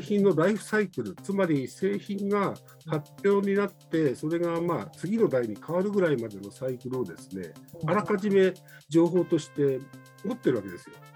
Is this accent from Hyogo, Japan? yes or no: no; Nagano, Japan; moved away; 長野が私の田舎なんですけど